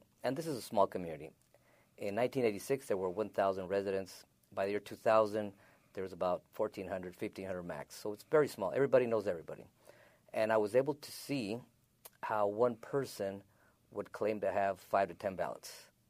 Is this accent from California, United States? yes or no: yes; California, United States; moved away as an adult; now in San Luis, United States; I live in San Luis, Arizona. I moved to San Luis, Arizona in 1986. I'm originally from California, Southern California.